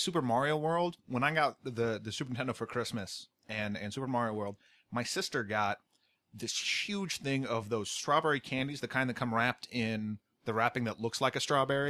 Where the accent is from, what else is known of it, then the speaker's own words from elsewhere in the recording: United States; I'm American